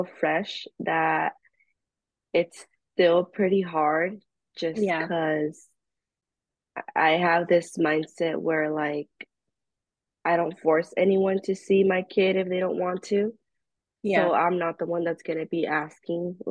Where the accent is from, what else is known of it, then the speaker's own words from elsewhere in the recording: California, United States; I'm from California